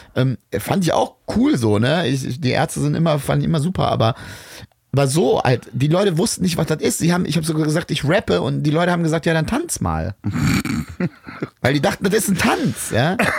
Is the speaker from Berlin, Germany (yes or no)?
no; Bad Pyrmont, Lower Saxony, Germany; ich bin aber in Bad Pyrmont aufgewachsen